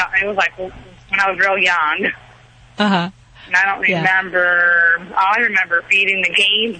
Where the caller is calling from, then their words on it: Santa Ana, California, United States; I'm calling from Santa Ana, California.